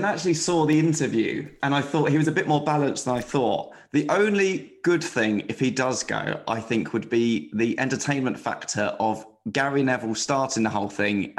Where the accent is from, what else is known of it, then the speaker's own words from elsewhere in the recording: Slough, South East England, United Kingdom; moved away; I'm originally from Slough.